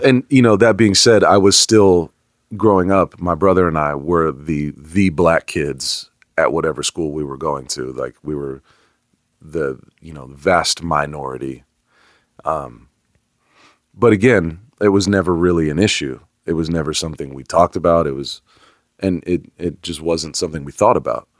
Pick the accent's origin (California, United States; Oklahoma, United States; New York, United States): California, United States; Bay Area; now in Atlanta, United States; I grew up in the Bay Area.